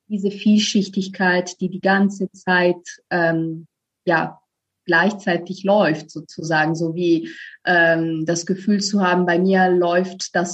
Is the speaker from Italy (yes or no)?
yes; Italy; now in Berlin, Germany; ich komme ursprünglich aus Italien. Also ich lebe seit zehn Jahren in Berlin.